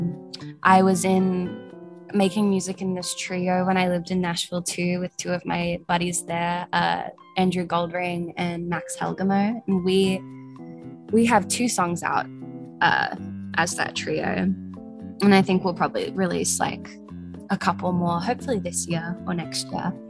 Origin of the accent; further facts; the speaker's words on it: Australia; Being an Australian